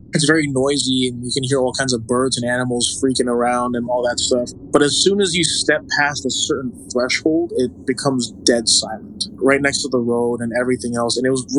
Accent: Honolulu, Hawaii, United States; moved away; also born or lived in New York; I grew up in this part of town called Salt Lake. It's in Aliamanu, which is, I'd say, like 20 minutes away from like downtown, like Kaimuki side. I grew up there and I left when I was 18 to move to New York.

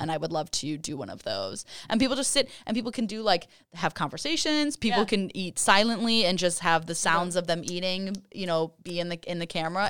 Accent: Midwest, United States; but I'm from the Midwest

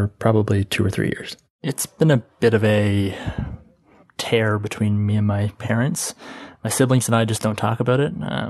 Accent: Canada; I'm from Canada.

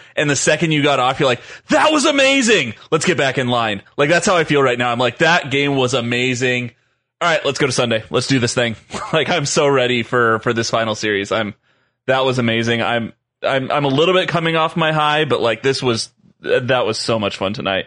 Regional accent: Southern California, United States; I grew up in Southern California

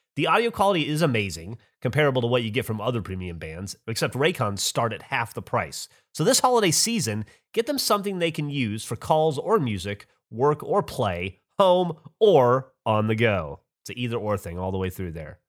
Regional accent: Alabama, United States; I grew up in Alabama

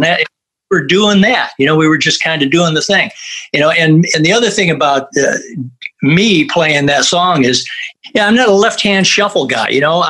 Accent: Flint, Michigan, United States; we grew up in Flint, Michigan, listened to WAMM was the local, you know, R&B station

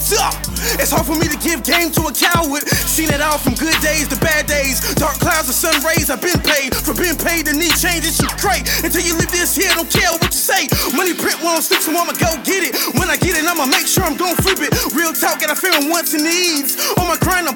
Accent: Jacksonville, Florida, United States; I remember when I was coming up, I was like, I'm South Side

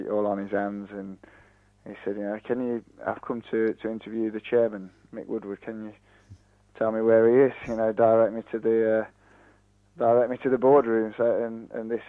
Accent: Nottingham, East Midlands, United Kingdom; moved away; I'm actually from Nottingham originally, so it was one of my local clubs, and I remember playing in local cup finals on the slope there.

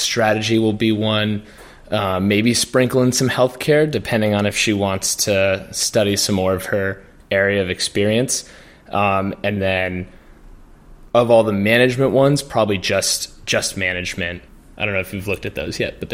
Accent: New Hampshire, United States; we're from New Hampshire

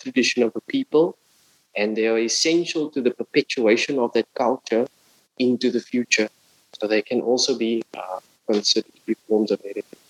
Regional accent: Cape Town, Western Cape, South Africa; moved away as an adult; now in Berlin, Germany; my hometown, Cape Town

